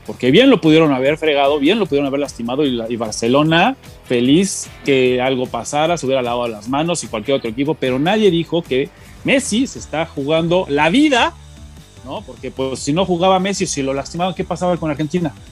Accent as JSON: {"language": "Spanish", "country": "Mexico", "said": "somos mexicanos"}